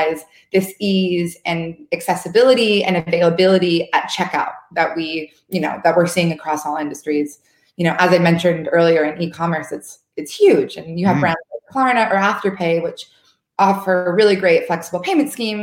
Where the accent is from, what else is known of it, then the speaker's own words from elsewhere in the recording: United States; moved away; I'm from the States, and it's, you know, everyone has credit cards there